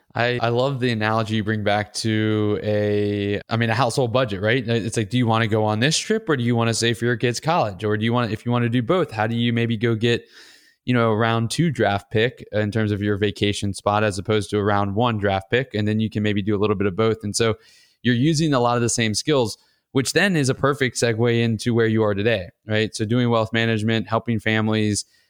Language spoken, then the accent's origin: English; Atlanta, Georgia, United States; my hometown at Georgia Tech